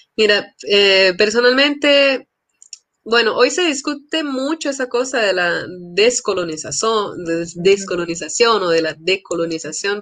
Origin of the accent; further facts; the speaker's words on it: Colombia; also born or lived in São Paulo, Brazil; yo pues crecí en Colombia